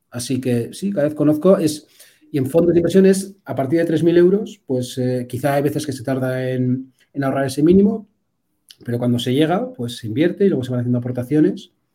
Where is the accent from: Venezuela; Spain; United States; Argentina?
Spain; Bilbao, Basque Country; yo soy de Bilbao, entonces aquí somos Aitas